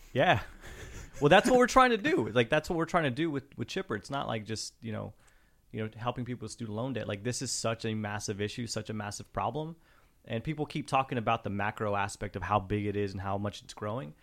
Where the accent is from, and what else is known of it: Pecos, Texas, United States